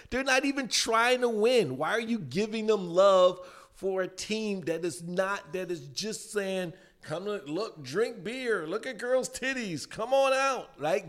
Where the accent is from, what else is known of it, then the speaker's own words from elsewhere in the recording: Chicago, Illinois, United States; I grew up in the southeast side of Chicago.